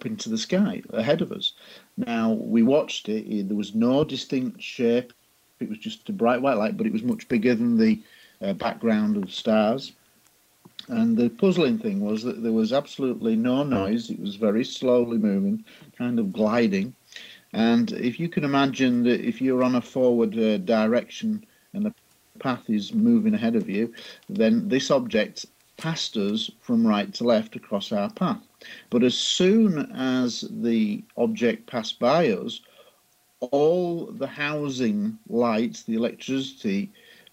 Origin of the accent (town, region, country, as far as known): Scunthorpe, Yorkshire and the Humber, United Kingdom; born or raised there